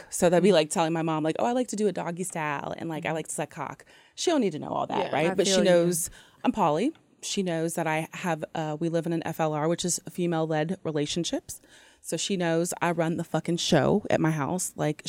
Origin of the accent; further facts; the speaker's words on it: Long Beach, California, United States; I'm 25. I'm from Long Beach, California, and I like Long Beach on the long walks on the beach and pina coladas.